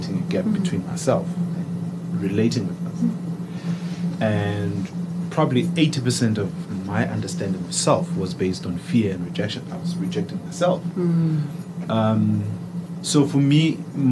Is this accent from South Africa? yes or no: yes; South Africa; I grew up in South Africa